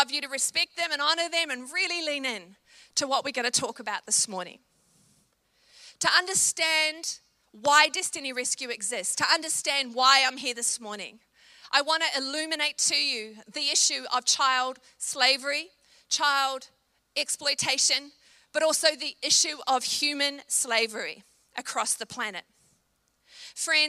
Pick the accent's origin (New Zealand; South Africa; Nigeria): New Zealand; I'm a Kiwi